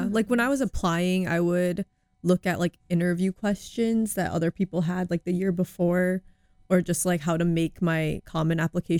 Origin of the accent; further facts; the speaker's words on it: Iowa, United States; also born or lived in California / South Korea; I'm from Iowa, but I was born in California. And I lived in South Korea for a few years. But I spent like 10 plus years in Iowa, so I consider myself an Iowan.